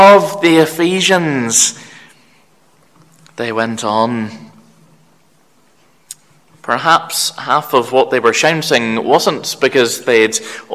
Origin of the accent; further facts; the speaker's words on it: Belfast, Northern Ireland, United Kingdom; also born or lived in Cork, Ireland; growing up in the North Belfast EPC congregation